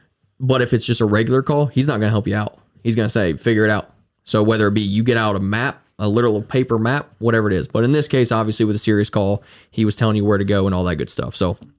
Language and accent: English; Frankfurt, Hesse, Germany; moved away; me not being from this area originally, like I'm from Frankfurt originally, so not being from this place originally